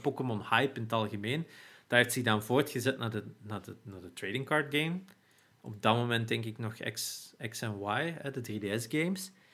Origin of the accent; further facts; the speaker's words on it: Turnhout, Flanders, Belgium; in Turnhout, waar ik geboren ben, en ook lang gewoond heb.